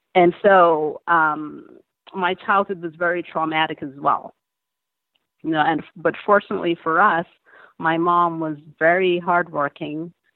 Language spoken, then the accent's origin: English; Montego Bay, Saint James, Jamaica; moved away; I was born in Montego Bay, Jamaica